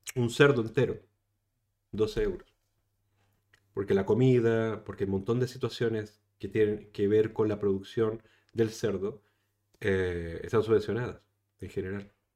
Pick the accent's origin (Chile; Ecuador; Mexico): Chile; now in Spain; yo soy chileno, saben que soy chileno